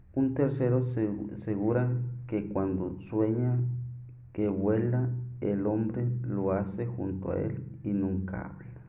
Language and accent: Spanish; Coahuila, Mexico; soy de acá de Coahuila